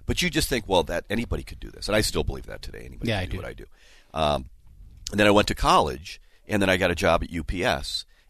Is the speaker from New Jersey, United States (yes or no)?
no; Burnsville, Minnesota, United States; Okay, yeah, I grew up in Burnsville.